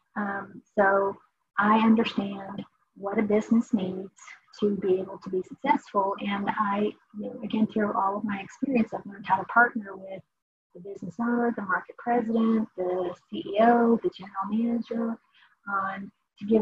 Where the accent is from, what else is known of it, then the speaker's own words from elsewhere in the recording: Dayton, Ohio, United States; moved away; I'm from Dayton, Ohio.